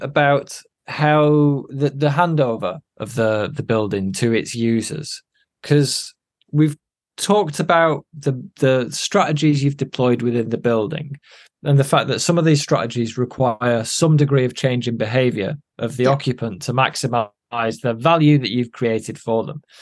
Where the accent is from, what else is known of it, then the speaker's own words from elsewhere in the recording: Chorley, North West England, United Kingdom; I'm from Chorley in Lancashire.